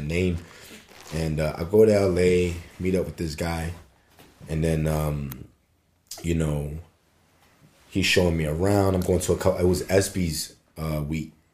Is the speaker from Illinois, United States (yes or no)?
no; Philadelphia, Pennsylvania, United States; moved away as an adult; now in Los Angeles, United States; my hometown